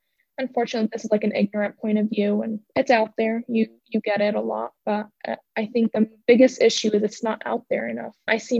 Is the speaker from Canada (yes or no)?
no; Syria; now in United States; I'm from Syria